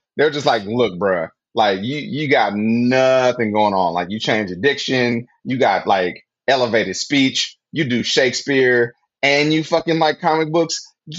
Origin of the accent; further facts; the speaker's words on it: Flint, Michigan, United States; now in California, United States; Growing up in Flint, went to college, kind of like had that shit like tucked away, went to grad school